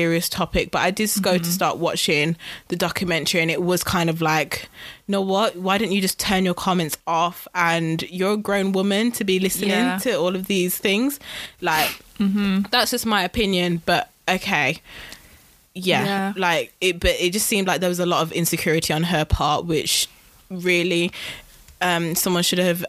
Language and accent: English; United Kingdom; I am British, guys.